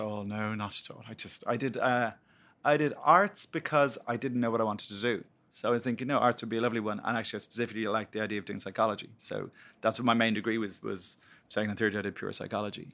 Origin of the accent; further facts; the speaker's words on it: Blackrock, Leinster, Ireland; I grew up in Black Rock, so Dean's Grange Graveyard, backed onto the back of it